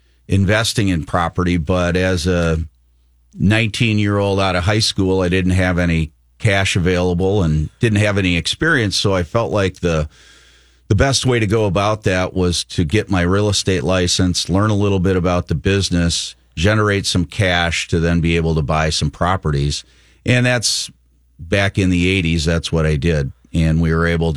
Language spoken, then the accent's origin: English; Minneapolis, Minnesota, United States; as a young adult growing up in the Twin Cities, I got to spend my summers, fortunately, down on my uncle's farm in southeastern Minnesota